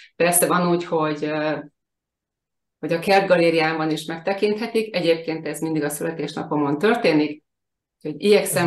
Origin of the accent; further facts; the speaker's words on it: Hungary; now in Bakony, Hungary; a Balatonon születtem és ott nőttem fel